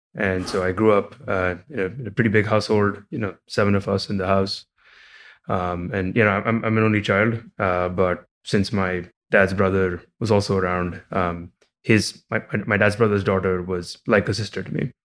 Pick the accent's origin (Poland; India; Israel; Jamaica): India; Mumbai, Maharashtra; moved away as an adult; also born or lived in Illinois, United States; now in United States; I, I grew up in India, in Mumbai